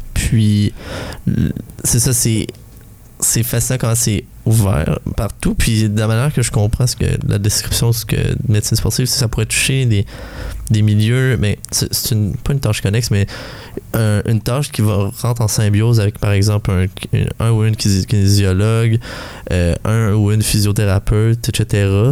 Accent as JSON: {"language": "French", "town": "Val-des-Sources", "region": "Quebec", "country": "Canada", "said": "je viens de Val des Sources, désolé, Asbestos"}